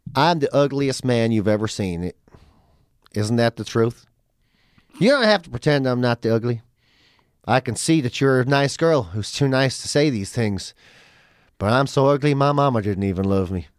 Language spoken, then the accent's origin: English; Ireland; moved away as an adult; also born or lived in London; I come from Ireland